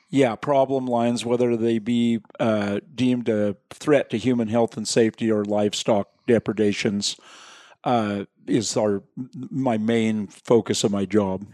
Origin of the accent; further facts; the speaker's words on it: Willamette Valley, Oregon, United States; now in Central Oregon, United States; I actually was born and raised in the Willamette Valley West of here, but I've lived here in this part of the world since I was nineteen.